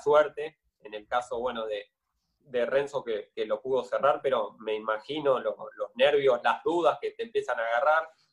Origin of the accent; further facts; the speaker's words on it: Merlo, Buenos Aires Province, Argentina; moved away as an adult; also born or lived in Castelar; now in Rosario, Argentina; yo soy de Merlo, me mudé a Castelar